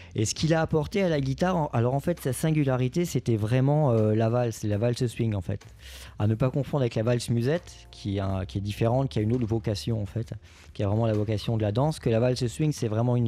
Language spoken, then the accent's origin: French; Lorraine, Grand Est, France; là où j'ai grandi, en Lorraine